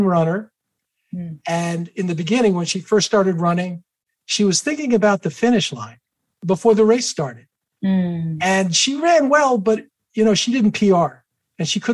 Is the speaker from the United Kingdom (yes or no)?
no; New York, United States; I grew up in New York.